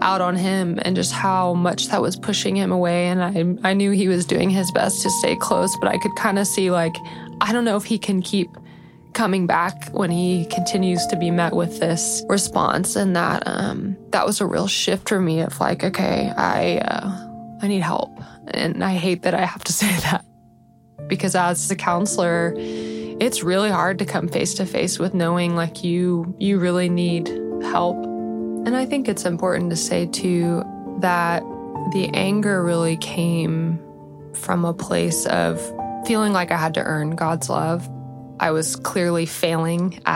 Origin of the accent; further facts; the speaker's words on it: Austin, Texas, United States; I am originally from Austin